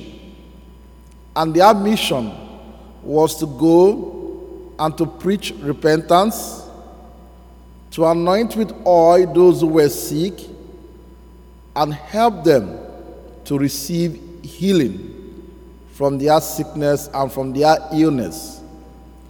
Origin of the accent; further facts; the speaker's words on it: Nigeria; accent: Nigerian; now in United States; my beautiful Nigerian accent